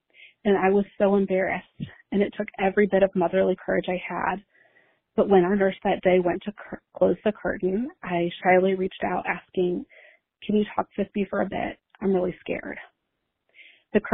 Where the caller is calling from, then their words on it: Mason, Ohio, United States; I'm calling from Mason, Ohio.